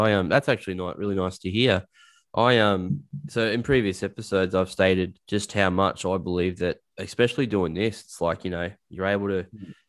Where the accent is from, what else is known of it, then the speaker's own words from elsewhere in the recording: Dubbo, New South Wales, Australia; now in Newcastle, Australia; I'm only 20 minutes away. And to hear something like this going on, I mean, it's great. I mean, I'm from Dubbo originally. For those of you who don't know, it's a community in 4 hours inland from the east coast of Australia. A small country town